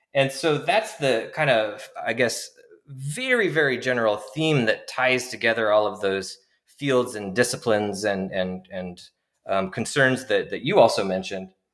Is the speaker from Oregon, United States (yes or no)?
no; Washington, United States; moved away as an adult; also born or lived in New York City, United States; I'm originally from Washington State in the greater Pacific Northwest